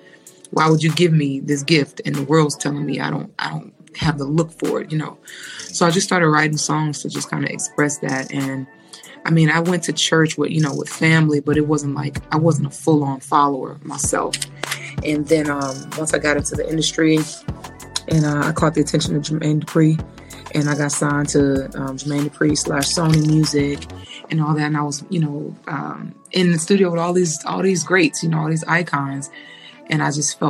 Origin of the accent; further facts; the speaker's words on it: Atlanta, Georgia, United States; I'm born and raised in Atlanta, Georgia